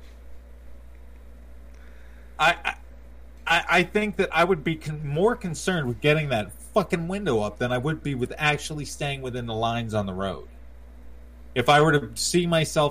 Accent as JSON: {"language": "English", "town": "Berkeley Springs", "region": "West Virginia", "country": "United States", "tie": "born or raised there", "said": "I grew up in Berkeley Springs"}